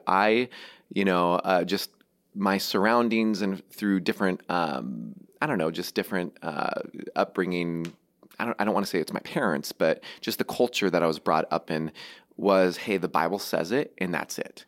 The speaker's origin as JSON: {"language": "English", "town": "Seattle", "region": "Washington", "country": "United States", "tie": "born or raised there", "said": "I grew up in Seattle, just north of it"}